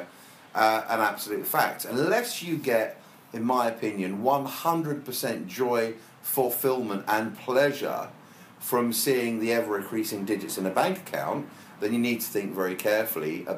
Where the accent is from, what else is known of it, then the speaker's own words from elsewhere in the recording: Brighton, South East England, United Kingdom; I was brought up in Brighton in an area called Whitehawk.